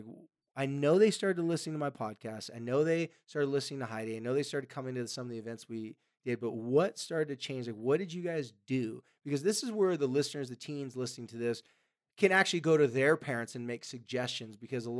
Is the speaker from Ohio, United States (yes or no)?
no; California, United States; Or in California, I'm from California, you could probably, you know, there's probably